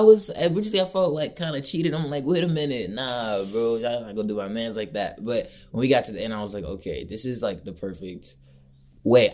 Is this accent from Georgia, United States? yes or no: yes; Marietta, Georgia, United States; I grew up in Marietta.